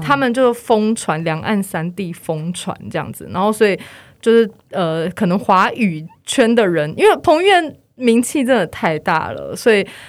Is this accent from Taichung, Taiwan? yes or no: yes; Taichung, Taiwan; now in Taipei, Taiwan; 我是台中人